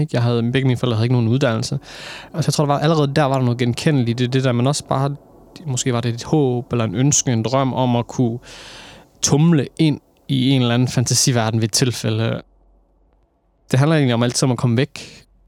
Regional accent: Aarhus, Central Denmark Region, Denmark; Jeg er født og opvokset i Aarhus, Torshøj, Skråstrej, Gellerup Parken, der er født og opvokset, boet det meste af mit liv.

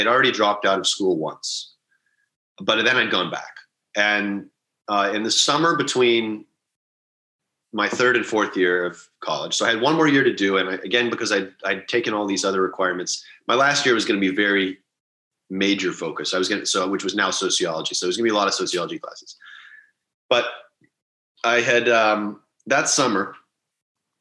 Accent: Halifax, Nova Scotia, Canada; moved away as an adult; also born or lived in Toronto / Las Vegas; I was born in Toronto in 1987. Grew up in Halifax, which is a smallish city on the east coast of Canada.

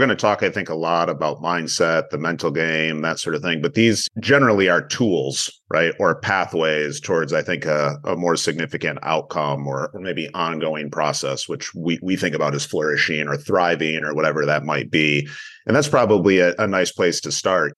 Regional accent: Michigan, United States; moved away as an adult; also born or lived in Los Angeles; born and raised Michigander

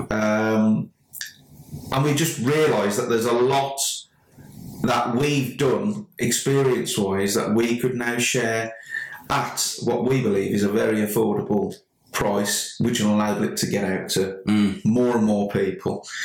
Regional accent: Sedgley, West Midlands, United Kingdom; I'm actually from Sedgley

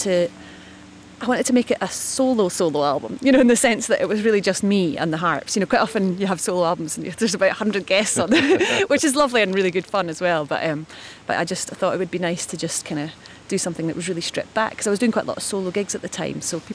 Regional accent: Edinburgh, Scotland, United Kingdom; also born or lived in Achiltibuie; I sort of was growing up in Edinburgh in the city

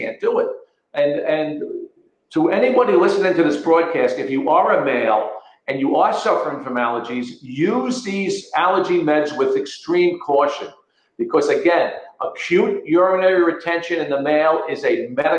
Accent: Connecticut, United States; moved away as an adult; now in Florida, United States; I'm speaking from Florida now and not from my, you know, state of Connecticut, is that I lived in the Connecticut Valley

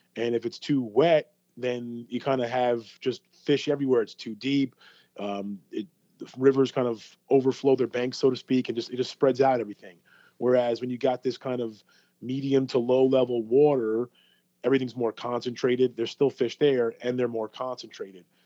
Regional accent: New York, United States; now in Florida, United States; I grew up in New York

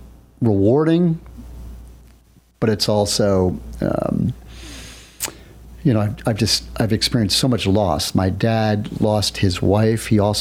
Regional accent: New York, United States; I see her regularly because as a New Yorker, I have to get back to Mecca.

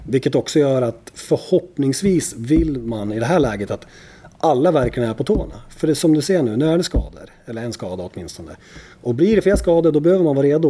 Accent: Gävle, Gävleborg County, Sweden; som Gävlebo

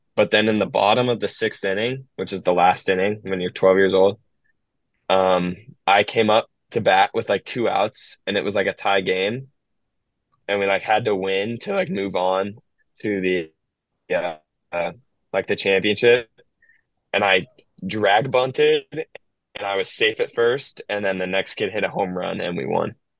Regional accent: Bay Area, California, United States; I'm from the Bay Area

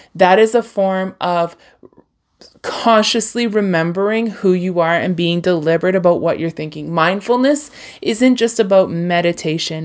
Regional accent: Hinton, Alberta, Canada; I was born near Jasper, Alberta, like in the heart of the Rockies, Hinton, Alberta

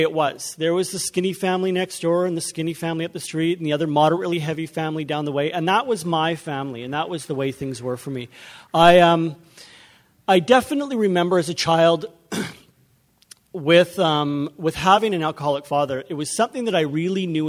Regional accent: Vancouver, British Columbia, Canada; I'm from Vancouver. We drove up here

